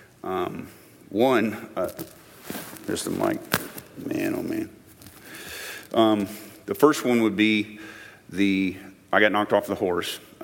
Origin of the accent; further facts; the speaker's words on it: Enon, Ohio, United States; I grew up in Enon, Ohio, on the other side of Dayton, near Wright-Patterson Air Force Base, where my father worked.